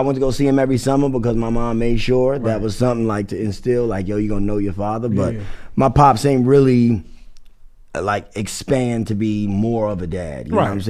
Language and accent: English; New Rochelle, New York, United States; Born and raised in New Rochelle.